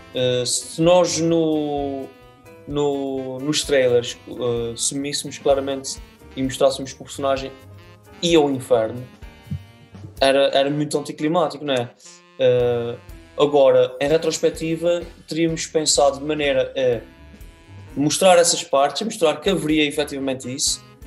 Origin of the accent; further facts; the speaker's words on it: Azores, Portugal; Nós cá nos Açores